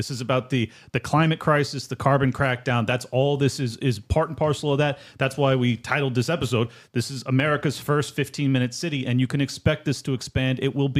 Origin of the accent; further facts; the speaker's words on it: California, United States; that's how I feel about my hometown in California.